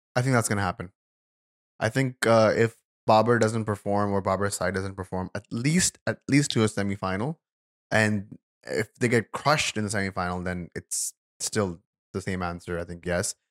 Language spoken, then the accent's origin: English; Karachi, Sindh, Pakistan; I'm also from Karachi